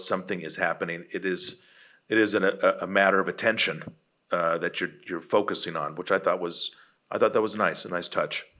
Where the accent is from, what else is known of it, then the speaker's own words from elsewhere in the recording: Bay Area, California, United States; now in Texas, United States; I lived in California in the Bay Area